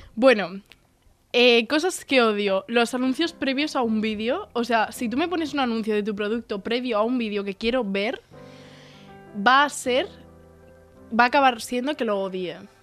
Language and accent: Spanish; El Puerto de Santa María, Andalusia, Spain; now in Tarragona, Spain; como buena andaluza que soy